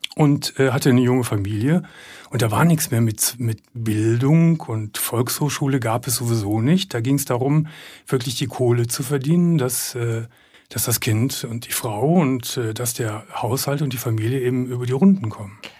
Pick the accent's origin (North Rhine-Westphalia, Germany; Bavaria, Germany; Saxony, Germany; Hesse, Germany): North Rhine-Westphalia, Germany; Gummersbach; ich komme aus Gummersbach und ich komme aus der Unterschicht